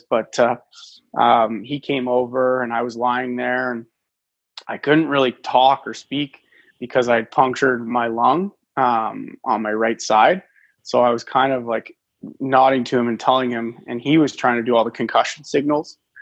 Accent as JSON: {"language": "English", "area": "just outside of Toronto", "region": "Ontario", "country": "Canada", "tie": "born or raised there", "said": "I grew up just outside of Toronto"}